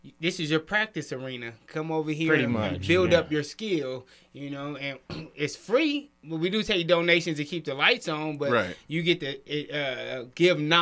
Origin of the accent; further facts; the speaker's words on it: Los Angeles, California, United States; now in Reno, United States; South Central Los Angeles for me.